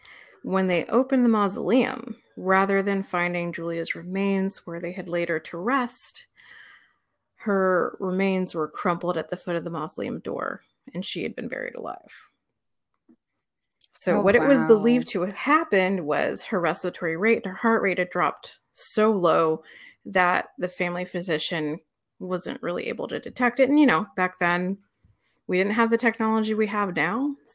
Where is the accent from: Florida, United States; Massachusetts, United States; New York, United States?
Florida, United States; So I grew up in Florida, yes.